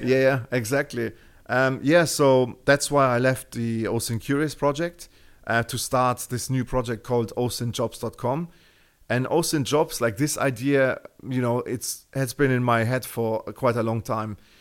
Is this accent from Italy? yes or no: no; Germany; accent: Terminator; English is a second language; you can hear from my Terminator accent that, you know, I, I'm, I'm from Germany